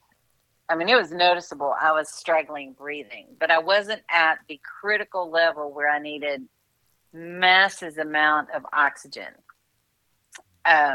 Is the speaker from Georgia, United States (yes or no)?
no; Knoxville, Tennessee, United States; moved away as an adult; now in Nashville, United States; I'm from Knoxville, so my family lives in Knoxville, but I've lived in Nashville for 35 years